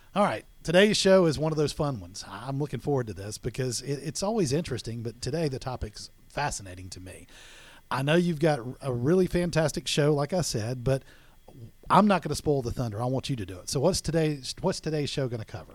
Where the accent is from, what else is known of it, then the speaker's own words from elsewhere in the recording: Florida Panhandle, United States; I grew up in the Panhandle of Florida